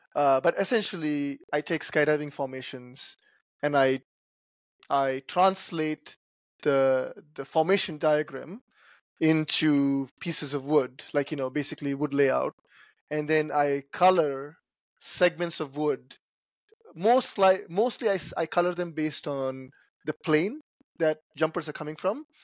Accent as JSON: {"language": "English", "town": "Chennai", "region": "Tamil Nadu", "country": "India", "tie": "born or raised there", "also_born_or_lived": "Northeast United States / Chicago, United States", "moved": "as an adult", "lives_now": "United States", "said": "I grew up in India. I came here when I was about 20 years old"}